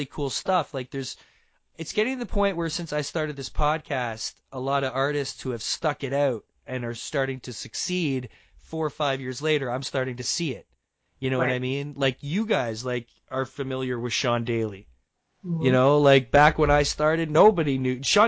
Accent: Canada; I'm a Canadian

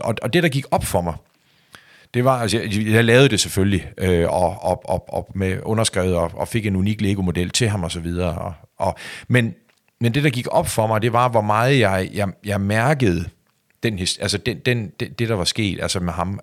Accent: Skagen, North Denmark Region, Denmark; min opvækst og hvor jeg kommer fra

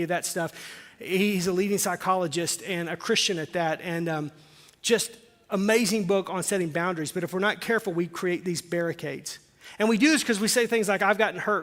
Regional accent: Arkansas, United States; I'm from Arkansas

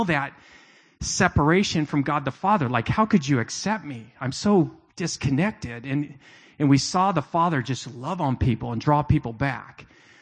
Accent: United States; as an American Christian

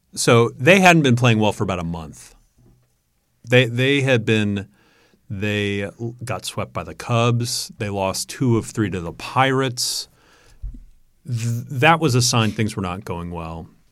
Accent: New York, United States; growing up in New York

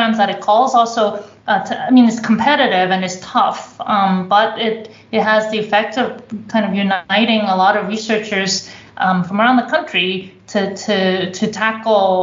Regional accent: Canada; also born or lived in Toronto; now in Germany; I come from Canada.

